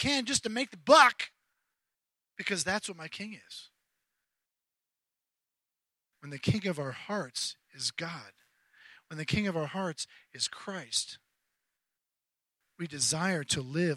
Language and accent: English; Charleston, South Carolina, United States; my hometown of Charleston, South Carolina